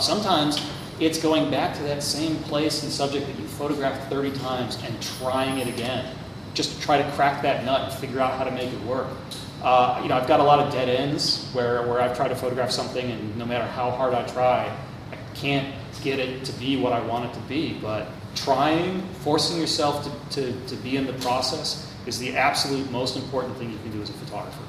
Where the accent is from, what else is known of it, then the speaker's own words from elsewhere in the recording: Minneapolis, Minnesota, United States; Minneapolis, my hometown